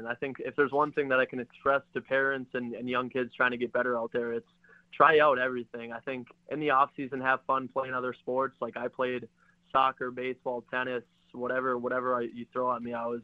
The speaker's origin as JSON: {"language": "English", "region": "Minnesota", "country": "United States", "tie": "born or raised there", "moved": "yes", "lives_now": "South Bend, United States", "said": "growing up in Minnesota, I was fortunate to have instruction from a lot of good hockey players"}